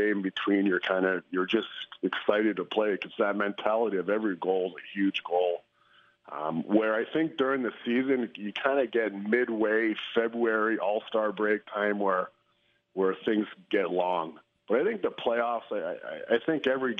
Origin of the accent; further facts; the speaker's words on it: Canada; a Canadian